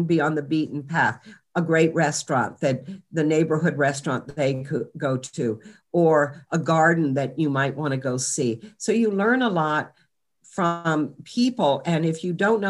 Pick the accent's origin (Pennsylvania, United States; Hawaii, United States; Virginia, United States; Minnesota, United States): Virginia, United States; Charlottesville; I grew up in Charlottesville, Virginia